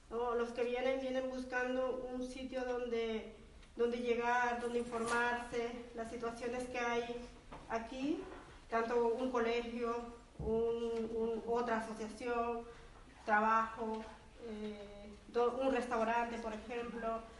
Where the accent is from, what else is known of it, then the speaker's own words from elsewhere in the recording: El Salvador; Y bueno, el vivir ahí eh, también me ha aportado a mí, como, salvadoreña, eh, conocerlos más y, aprender vuestras costumbres